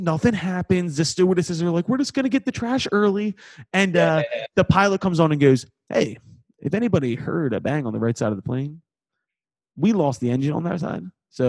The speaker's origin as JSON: {"language": "English", "town": "Philadelphia", "region": "Pennsylvania", "country": "United States", "accent": "Philly", "said": "I'm from Philly."}